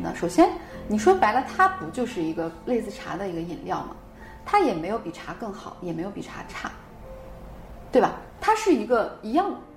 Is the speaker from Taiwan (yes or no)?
no; Northeast China, China; 虽然我是一个东北人，但我性格更像我奶奶，我奶奶是重庆人